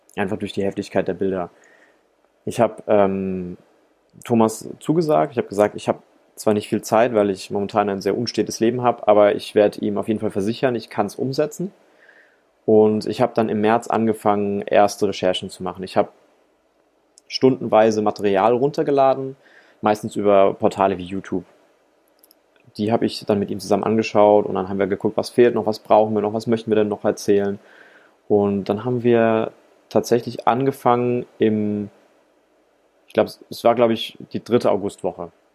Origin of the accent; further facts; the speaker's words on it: Rhine-Neckar, Germany; moved away as an adult; now in Ludwigsburg, Germany; Ich bin Filmemacher aus der Metropolregion Rhein-Neckar